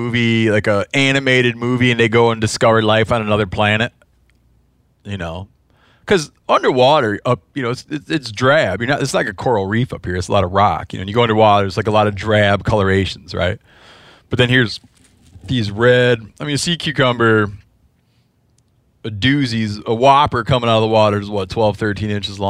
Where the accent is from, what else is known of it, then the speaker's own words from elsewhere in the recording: Midwest, United States; I don't remember because I'm from the Midwest.